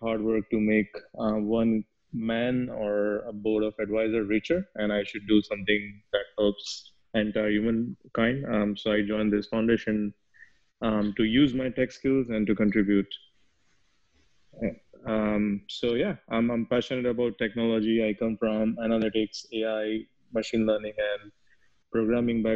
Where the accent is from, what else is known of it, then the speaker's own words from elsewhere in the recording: India; moved away as an adult; now in United States; I'm from India. I was born and I grew up there, but then I moved to US